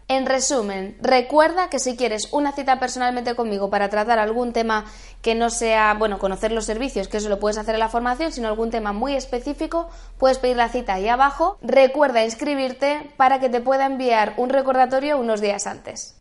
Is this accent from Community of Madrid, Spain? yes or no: yes; Madrid, Community of Madrid, Spain; soy de Madrid